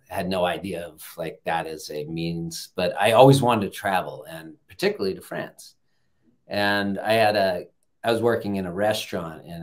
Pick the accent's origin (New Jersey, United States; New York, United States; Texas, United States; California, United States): California, United States; Southern; I grew up here a little further south of Los Angeles